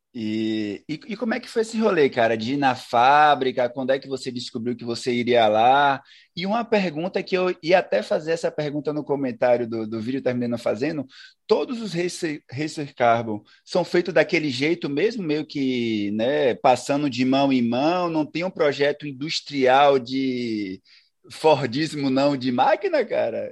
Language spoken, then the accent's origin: Portuguese; Brazil; enquanto brasileiro